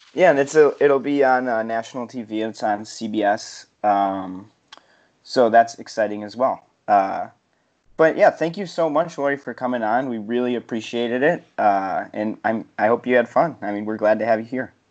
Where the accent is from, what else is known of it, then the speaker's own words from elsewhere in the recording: Chicago, Illinois, United States; I'm actually from Chicago